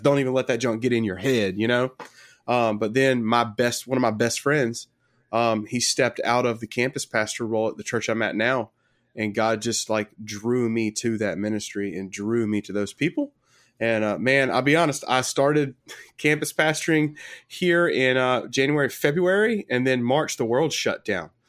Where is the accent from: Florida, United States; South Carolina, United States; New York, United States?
South Carolina, United States; Sumter; I'm from Sumter, South Carolina